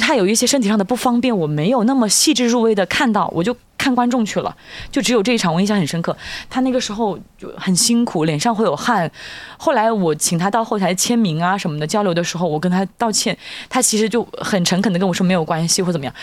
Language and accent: Chinese; Hunan, China; accent: Hunanese; 按照我们湖南话讲